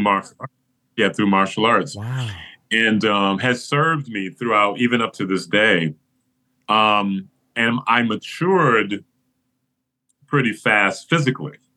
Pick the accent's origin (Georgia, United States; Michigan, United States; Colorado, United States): Michigan, United States; Flint; I grew up in Flint, Michigan